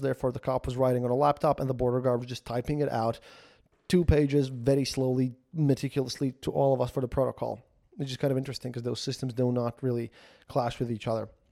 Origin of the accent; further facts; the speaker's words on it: Latvia; I'm from Latvia